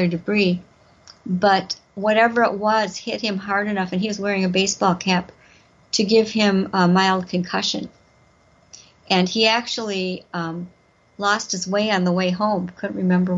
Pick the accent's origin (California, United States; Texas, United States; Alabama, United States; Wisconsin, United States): Wisconsin, United States; also born or lived in Madison, Wisconsin; I grew up around Wisconsin. I was born in Madison. Lived there till I was about 8, and then my parents moved to a little town in southeastern Wisconsin, where I went to went through school and high school